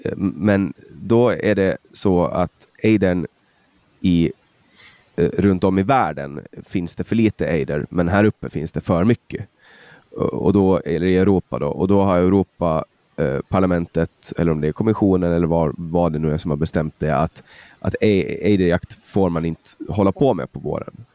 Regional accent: Åland, Finland; Alltså som ålänning

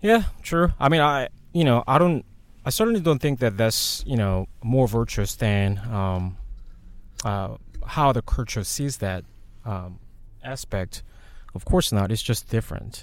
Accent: South Korea; moved away; When I grew up in Korea

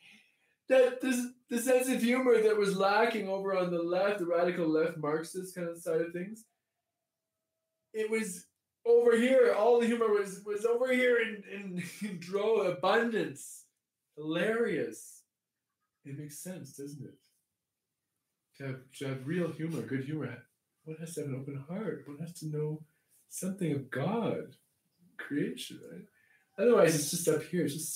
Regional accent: Canada; I grew up in Canada

